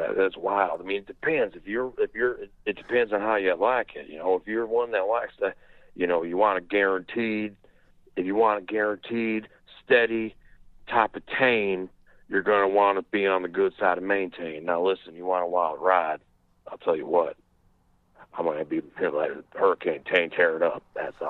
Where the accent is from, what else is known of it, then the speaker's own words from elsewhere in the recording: Crown Point, Indiana, United States; I'm from Crown Point, Indiana.